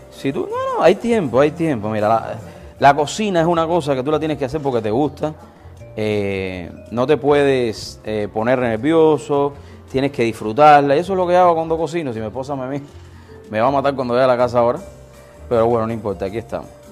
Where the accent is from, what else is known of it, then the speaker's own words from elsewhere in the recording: Cuba; moved away as an adult; now in United States; Llegué de Cuba hace 22 años